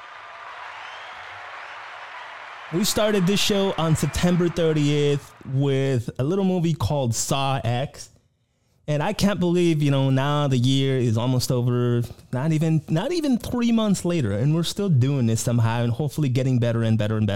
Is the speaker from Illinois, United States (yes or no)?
no; South Texas, United States; my hometown or my home area, the part of the country, South Texas